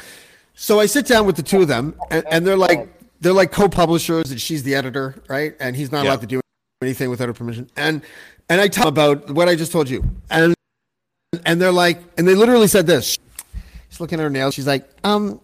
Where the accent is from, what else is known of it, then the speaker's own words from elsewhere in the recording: Toronto, Ontario, Canada; I was from Toronto